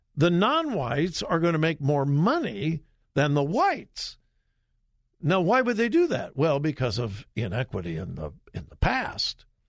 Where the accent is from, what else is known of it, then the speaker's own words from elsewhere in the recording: Southern California, United States; also born or lived in Compton; I grew up in Southern California.